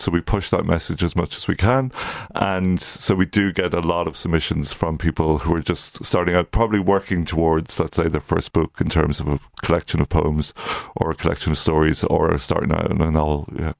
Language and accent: English; County Louth, Leinster, Ireland; moved away; also born or lived in Coleraine, Northern Ireland; I'm from County Louth originally